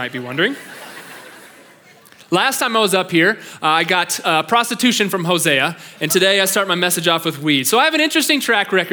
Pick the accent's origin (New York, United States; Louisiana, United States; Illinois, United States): Illinois, United States; Pleasant Plains; moved away as an adult; now in Cheyenne, United States; I grew up in a town of about 800 people in Pleasant Plains, Illinois